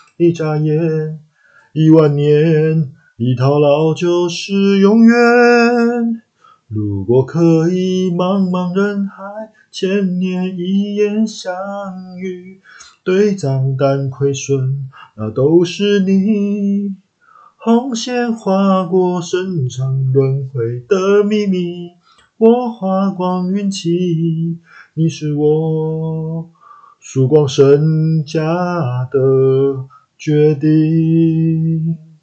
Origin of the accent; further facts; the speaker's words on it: Taiwan; accent: Taiwanese-flavoured (蛮台的); 我，我讲台语的时间还蛮多的